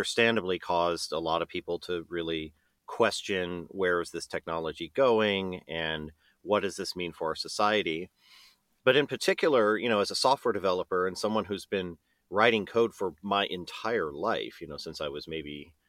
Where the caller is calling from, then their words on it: Seattle, Washington, United States; Yes, I'm in Seattle, and we have a small office space here in the University District.